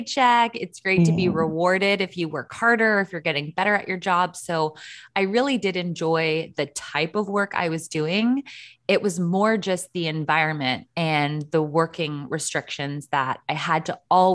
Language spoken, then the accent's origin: English; Canada; as a Canadian